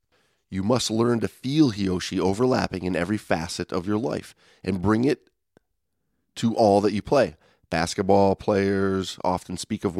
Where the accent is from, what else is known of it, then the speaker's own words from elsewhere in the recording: Detroit, Michigan, United States; I'm from Detroit, man.